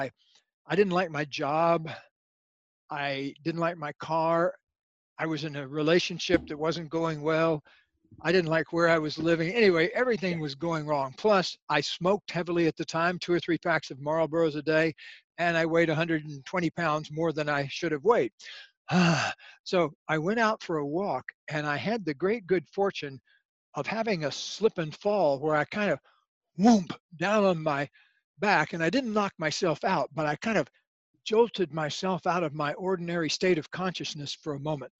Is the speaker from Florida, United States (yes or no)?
yes; Leesburg, Florida, United States; My actual origins, I come from a small town in Florida and called Leesburg, Florida